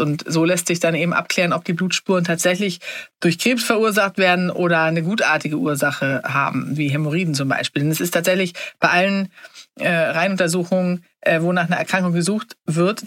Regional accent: Sweden; als Schwedin

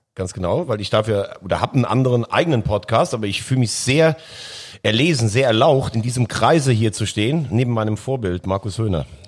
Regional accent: near Koblenz, Rhineland-Palatinate, Germany; Ich komme mal halt aus der Nähe von Koblenz

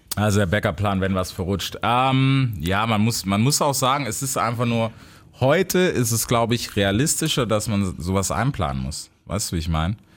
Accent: United States; moved away; selber als Amerikaner

